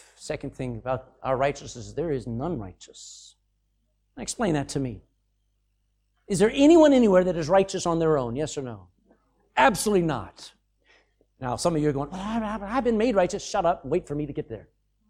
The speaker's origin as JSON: {"language": "English", "region": "the South", "country": "United States", "accent": "Southern", "said": "my accent was probably still a little bit southern at that point."}